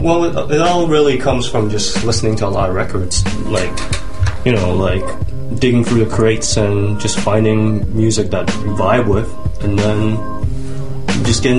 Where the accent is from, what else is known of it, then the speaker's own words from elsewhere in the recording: Toronto, Ontario, Canada; moved away as an adult; now in Vancouver, Canada; I'm actually originally from Toronto, but I moved out here. Been here for like 3 years now.